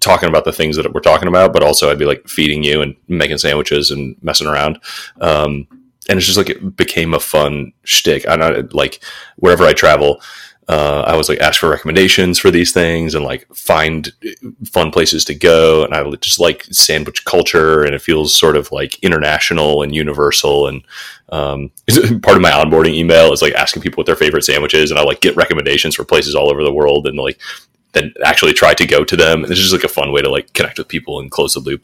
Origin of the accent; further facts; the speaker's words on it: Detroit, Michigan, United States; also born or lived in San Francisco; now in Kansas City, United States; I grew up in Detroit, so this is very like culturally home